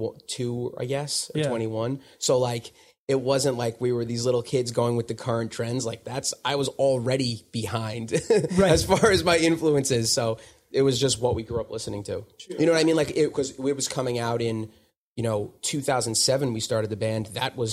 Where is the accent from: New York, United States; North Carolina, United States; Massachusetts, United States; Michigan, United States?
New York, United States; Smithtown; so I was born in Smithtown, which is on Long Island.